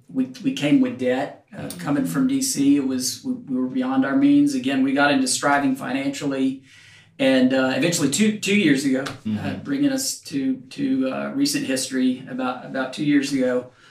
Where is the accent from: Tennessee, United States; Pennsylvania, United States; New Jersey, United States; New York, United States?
Tennessee, United States; Knoxville; moved away; also born or lived in Memphis, Tennessee / Nashville, Tennessee / Washington, D.C.; I grew up in Knoxville